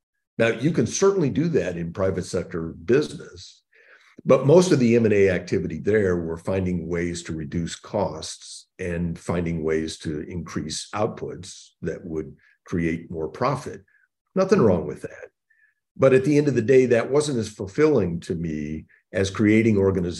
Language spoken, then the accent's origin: English; Indiana, United States; born there; So I was born in the Midwest in Indiana. And grew up with two sisters, the son of a General Motors executive.